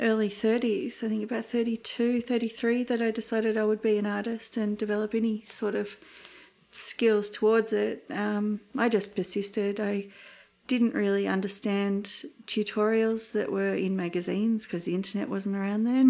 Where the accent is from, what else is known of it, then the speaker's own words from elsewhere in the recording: Australia; myself as just an Australian artist